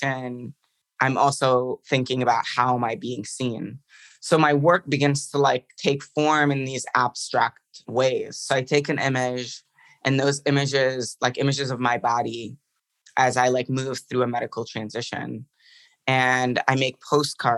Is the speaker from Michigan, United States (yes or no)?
yes; Dearborn, Michigan, United States; also born or lived in Beirut, Lebanon / Detroit, United States; I moved to Michigan when I was 9, and I was born and raised in Beirut, Lebanon